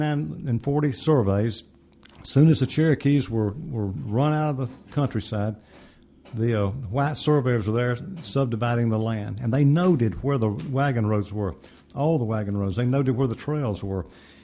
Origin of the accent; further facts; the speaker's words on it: Alabama, United States; I'm from Alabama. By 1991, I was in Alabama.